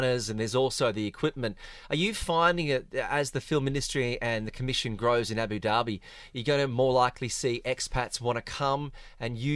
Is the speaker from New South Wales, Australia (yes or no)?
yes; Sydney, New South Wales, Australia; growing up in Sydney